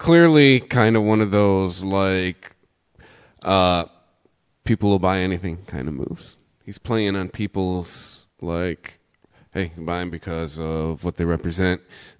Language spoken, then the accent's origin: English; Detroit, Michigan, United States; we're from Detroit.